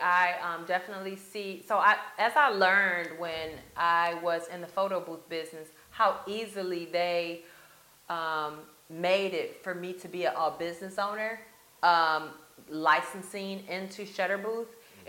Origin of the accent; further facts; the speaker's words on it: Grand Rapids, Michigan, United States; moved away as an adult; also born or lived in Chicago, Illinois; now in Tampa, United States; my hometown, which is Grand Rapids, Michigan